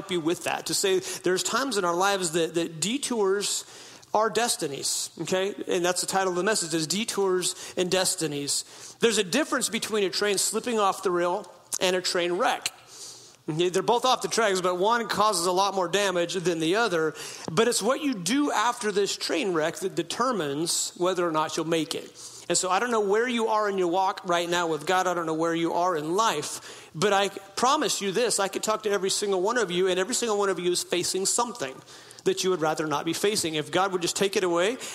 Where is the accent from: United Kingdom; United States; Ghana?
United States; Klamath River, Northern California; moved away as an adult; also born or lived in Hoopa Valley Indian Reservation, California; now in Boise, United States; I'm talking Oregon border northern, way up in the boonies where I grew up on the Klamath River